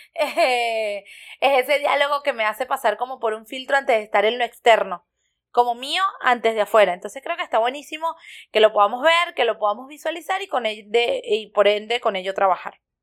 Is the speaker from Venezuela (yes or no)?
yes; Venezuela; moved away; soy venezolano